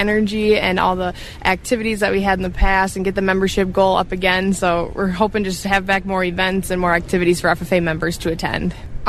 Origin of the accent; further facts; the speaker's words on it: Mondovi, Wisconsin, United States; I grew up in Mondovi, Wisconsin. … I grew up on my family's beef farm